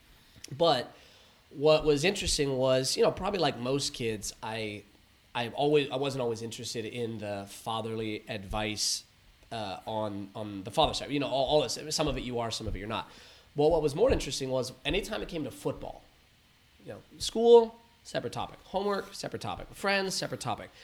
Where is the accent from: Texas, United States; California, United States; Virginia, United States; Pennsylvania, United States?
California, United States; San Diego and Los Angeles, Southern; grew up between San Diego and Los Angeles and, and all around